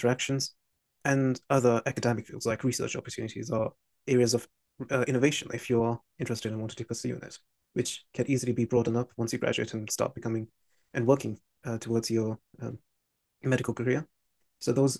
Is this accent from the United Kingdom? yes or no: yes; London, United Kingdom; as a Londoner, I wanted to either study in London or be in cross proximity with it